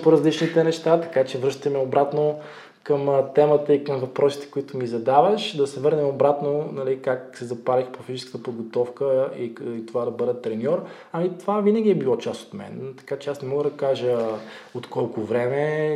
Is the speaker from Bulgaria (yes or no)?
yes; Botevgrad, Sofia Province, Bulgaria; Аз съм от Ботеград, родом